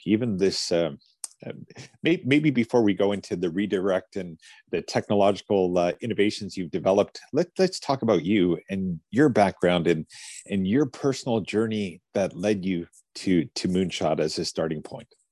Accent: Fort St. John, British Columbia, Canada; I grew up in an all white a town called Fort St. John in the north of British Columbia

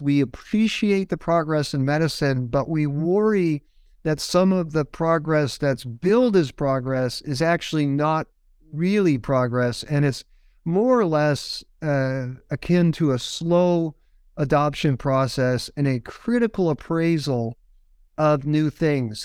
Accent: Windsor Locks, Connecticut, United States; I grew up in Windsor Lodge, Connecticut, which is about halfway between Hartford and Springfield

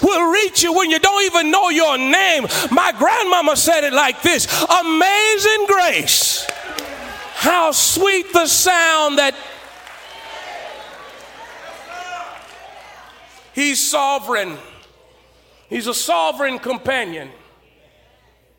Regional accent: Beaumont, Texas, United States; I grew up in Beaumont, Texas.

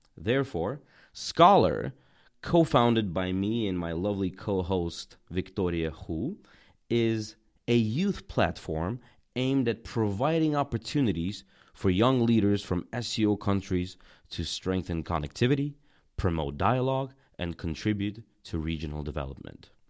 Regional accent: Tajikistan; also born or lived in Russia / United States; now in China; I'm from Tajikistan and have lived many years in Russia, the U S, and China.

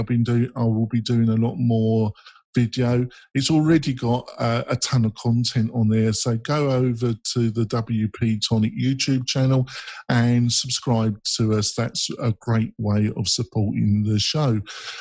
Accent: England, United Kingdom; I'm English

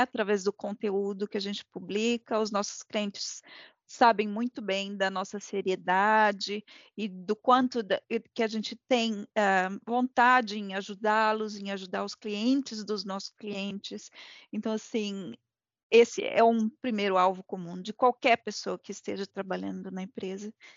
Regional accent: Brazil; somos brasileiros com muito orgulho

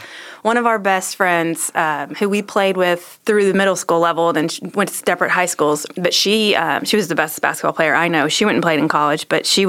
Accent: Waco, Texas, United States; I grew up in Waco.

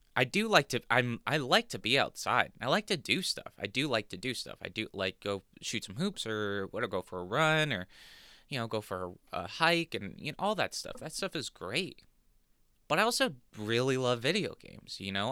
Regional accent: Southern California, United States; now in New Jersey, United States; I was born in Southern California

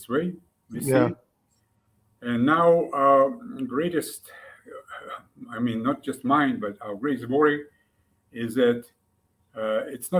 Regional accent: Kyiv, Ukraine; moved away as an adult; also born or lived in Russia / United States; I was born in Ukraine, actually in Kyiv, and studied in school. I speak Ukrainian fluently

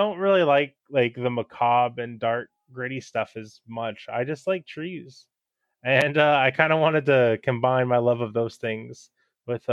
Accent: California, United States; moved away as an adult; now in Seattle, United States; I was raised in California

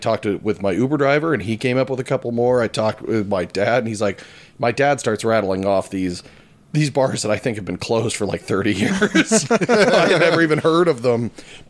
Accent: Centerville, Ohio, United States; So I'm from Centerville

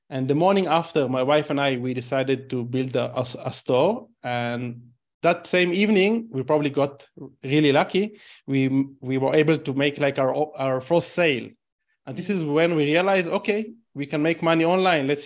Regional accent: Israel; English is a second language; You know, I'm Israeli. By you probably realize based on my accent that I'm Israeli.

